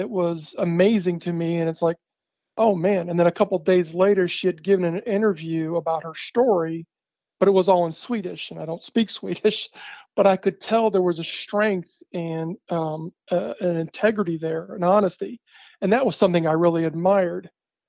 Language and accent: English; Húsavík, Northeastern Region, Iceland; I had seen a video of her, my hometown, Husavik, my hometown, in the studio